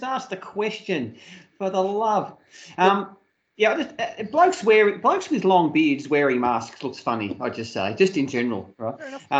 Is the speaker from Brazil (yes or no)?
no; Australia